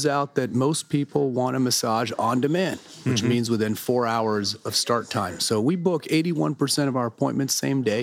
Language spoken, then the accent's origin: English; Fresno, California, United States; I hail from Fresno, California, Central Valley, farm town.